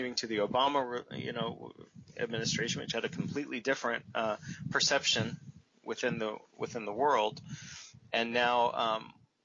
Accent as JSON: {"language": "English", "country": "United States"}